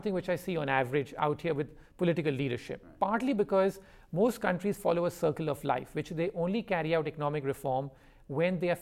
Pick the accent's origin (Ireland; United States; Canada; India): India; my origins, which I come from India